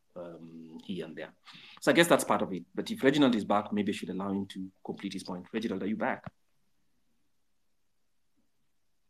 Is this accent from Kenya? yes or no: yes; Kenya; I'm a Kenyan and I pay my taxes